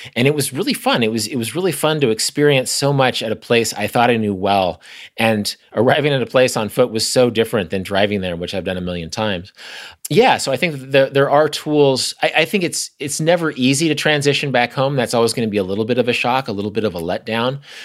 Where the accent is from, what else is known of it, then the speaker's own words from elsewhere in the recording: Kansas, United States; I'm from Kansas. My sister lives less than two miles from where I'm talking to you right now.